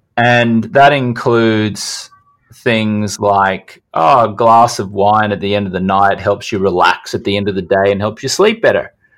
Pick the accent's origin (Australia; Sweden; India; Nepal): Australia; Brisbane, Queensland; I grew up in Brisbane, Australia